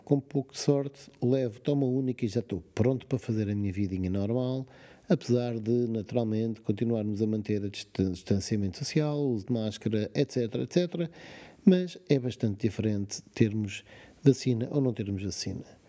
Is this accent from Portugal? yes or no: yes; Portugal; como português